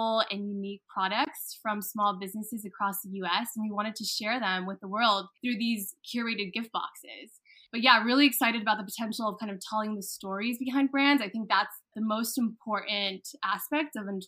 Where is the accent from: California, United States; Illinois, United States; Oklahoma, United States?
California, United States; Southern; also born or lived in San Diego; I grew up in Southern California